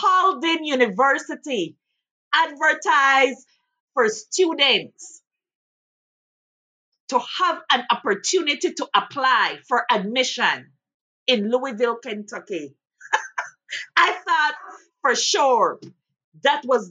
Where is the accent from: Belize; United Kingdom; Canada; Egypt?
Belize; moved away as an adult; now in Lexington, United States; I am originally from Belize